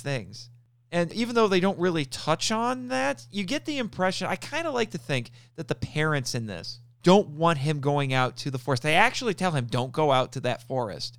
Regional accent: United States; my home country the, of America.

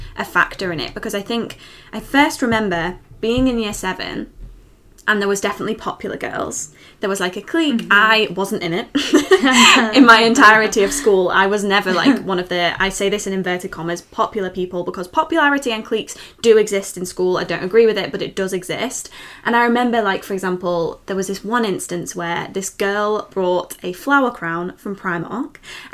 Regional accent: Liverpool, North West England, United Kingdom; I grew up in Liverpool

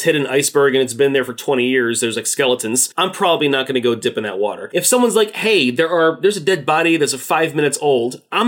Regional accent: Florida, United States; I'm from Florida too

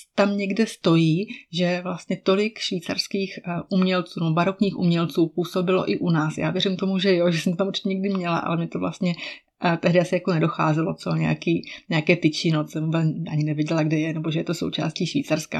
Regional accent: Czechia; mé rodné město

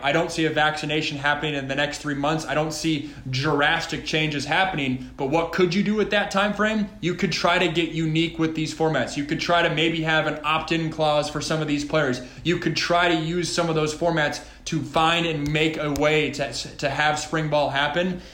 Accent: Washington, United States; growing up in Washington, public school, guys I grew up

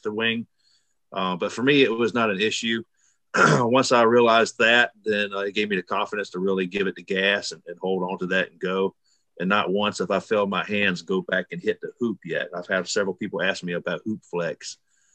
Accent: Alabama, United States; I'm from Alabama, flatlander

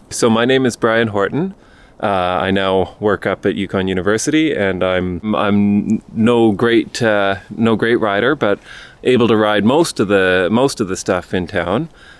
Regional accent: Whitehorse, Yukon, Canada; I grew up on the trails of Riverdale for running and biking, and then Mount Mac for cross-country skiing

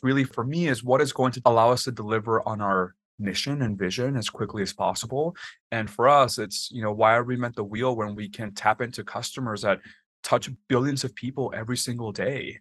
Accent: Texas, United States; moved away as an adult; also born or lived in Washington, D.C.; I grew up in Texas, and I'm Mexican by heritage

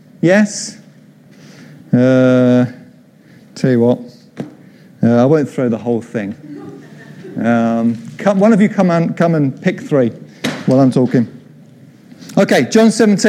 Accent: Croydon, London, United Kingdom; also born or lived in Mitcham; I came from Croydon

